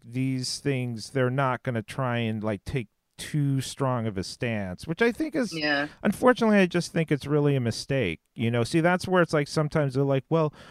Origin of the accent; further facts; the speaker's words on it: California, United States; moved away; I'm from California, so I go back there